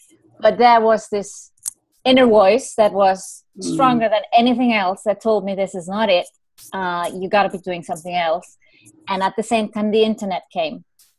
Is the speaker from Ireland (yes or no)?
yes; Ireland; I'm Irish, you know, what do you call it in the horoscope?